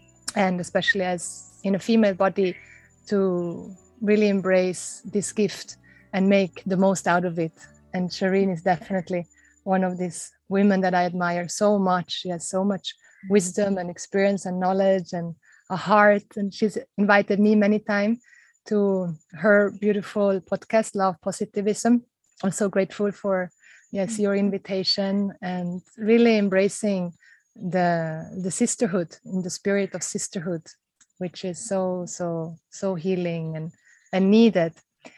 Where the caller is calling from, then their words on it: Bali, Indonesia; I'm calling in from Mother Bali